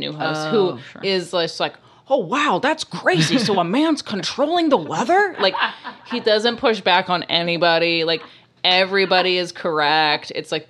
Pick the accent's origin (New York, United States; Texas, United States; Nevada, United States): New York, United States; New York City; I'm from New York City, and sometimes we drink 50-50 martinis.